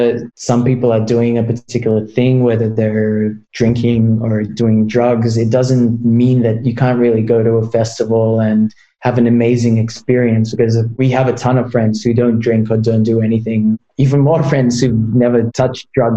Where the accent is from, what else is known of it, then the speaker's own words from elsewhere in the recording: Australia; I grew up in Australia